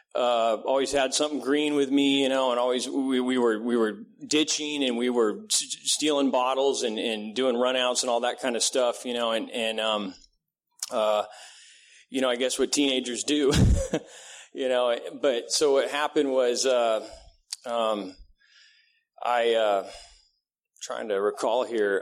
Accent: Vista, California, United States; also born or lived in Redding, California / Encinitas, California; was basically raised in Vista, California

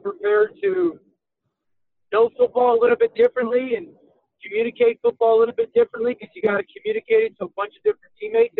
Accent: Connecticut, United States; I grew up in Connecticut, which is basically in New England in the States

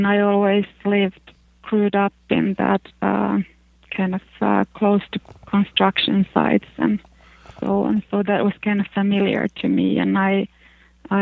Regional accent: Finland; English is a second language; since I'm from Finland

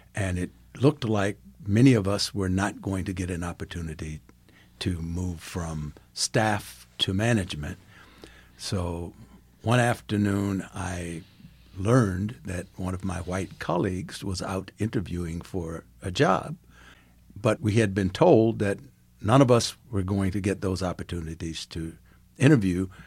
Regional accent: Farmville, Virginia, United States; also born or lived in South Africa; now in Gahanna, United States; I grew up in Virginia

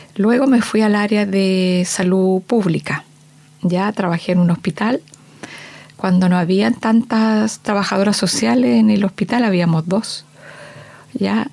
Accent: San Pedro de la Paz, Biobío, Chile; also born or lived in Concepción; de Concepción, nací en Concepción. Y eh, la mayor parte de mi niñez y mi, juventud la pasé en San Pedro, en la villa San Pedro

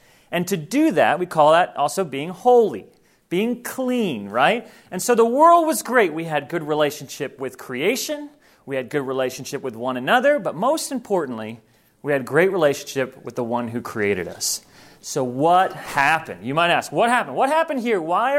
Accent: Thailand; I grew up in Thailand. And I grew up in a place that's very well known for spiritual presence, for witch doctors.

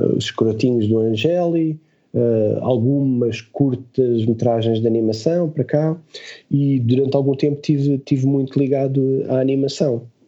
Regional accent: Portugal; nós somos portugueses

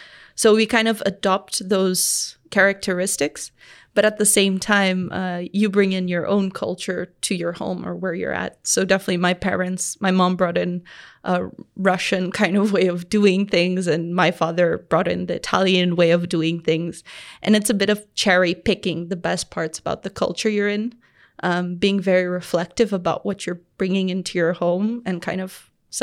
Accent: Tanzania; I think as I grew up in Tanzania and became a teenager, that's when I really started understanding where I lived.

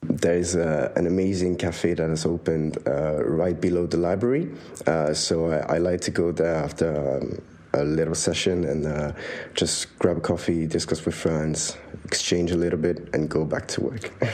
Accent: Switzerland; moved away as an adult; now in London, United Kingdom; I am from Switzerland. I'm studying in London.

